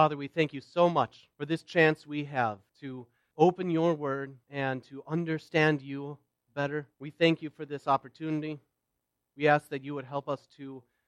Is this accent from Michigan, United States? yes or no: no; Wauwatosa, Wisconsin, United States; also born or lived in Stoughton, Wisconsin; now in Waukesha, United States; I live in Waukesha. I was born in Stoughton, raised in Wauwatosa, and moved over the country a number of times, but I seem to keep coming back around here